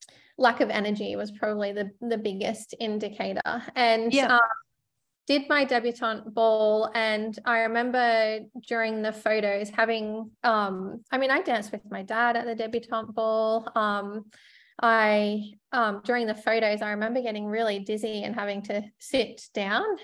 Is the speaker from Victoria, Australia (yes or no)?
no; Sunshine Coast, Queensland, Australia; I grew up on the Sunshine Coast and it's probably a small country town by the sea at that point.